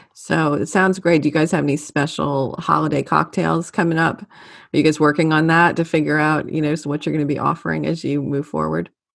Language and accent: English; Louisiana, United States; growing up in Louisiana